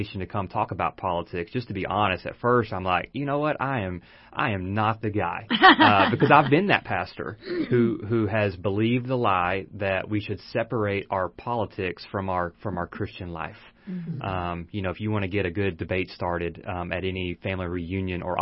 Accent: Texas, United States; also born or lived in Arkansas; now in Georgetown, United States; My wife and I both were born in Texas. We were raised in Texas. Our entire lives were spent in Texas.

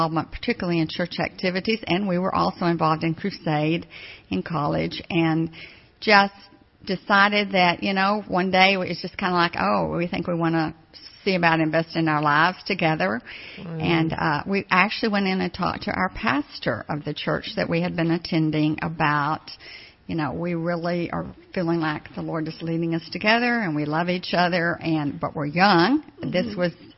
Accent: Abilene, Texas, United States; also born or lived in Odessa, Texas; I moved to Abilene, Texas when I was in second grade

